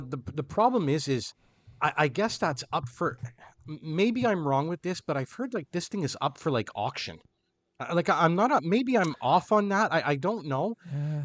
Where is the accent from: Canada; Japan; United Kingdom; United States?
Canada; I am Canadian